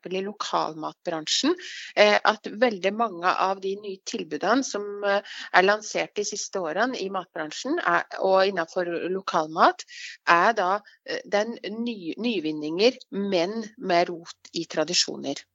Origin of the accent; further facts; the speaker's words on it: Lillehammer, Innlandet, Norway; Jeg kommer fra Gard, ja. Men jeg bor ikke på Gard. Jeg bor i, bor i, byen.